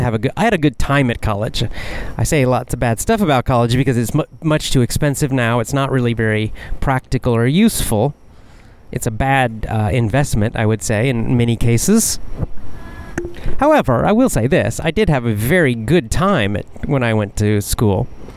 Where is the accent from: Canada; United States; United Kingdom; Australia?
United States; Athens, Georgia; going back to Athens, Georgia, my hometown, and football season starting and all the students coming into the town because the town would grow.